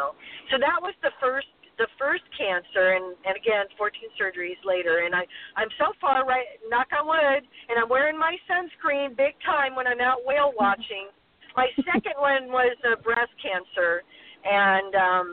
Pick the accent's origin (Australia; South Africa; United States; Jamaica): United States; Hawaii; also born or lived in Midwest; I grew up in Hawaii and the Midwest, and I burned a lot as a kid.